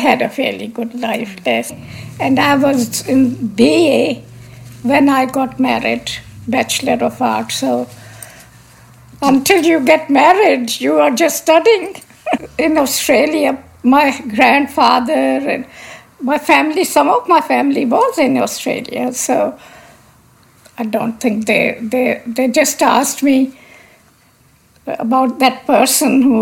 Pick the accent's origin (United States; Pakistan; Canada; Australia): Pakistan; Lahore, Punjab; moved away; I was born in Lahore, Pakistan. I was educated in Pakistan.